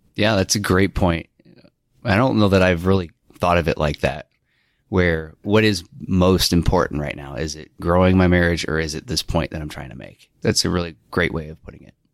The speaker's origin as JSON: {"language": "English", "town": "South Elgin", "region": "Illinois", "country": "United States", "tie": "born or raised there", "also_born_or_lived": "Iowa", "moved": "yes", "said": "I was born and raised in the Chicagoland area of South Elgin, Illinois"}